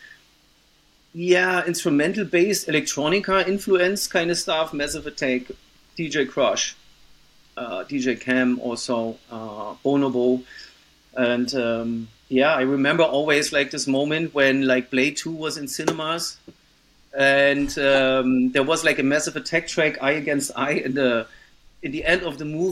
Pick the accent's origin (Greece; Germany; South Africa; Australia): Germany; town 45-50 km east of Berlin, Brandenburg; English is a second language; my hometown, which is actually like just 50 kilometers, 45 in the east of Berlin